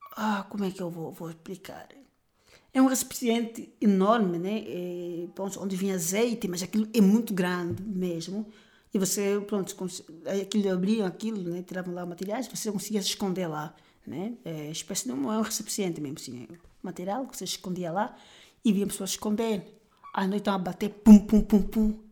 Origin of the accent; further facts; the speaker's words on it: Luanda, Luanda Province, Angola; also born or lived in Bengo; eu sou natural de Luanda.